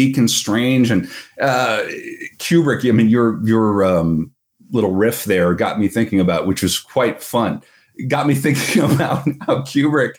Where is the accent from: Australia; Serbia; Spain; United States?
United States; As an American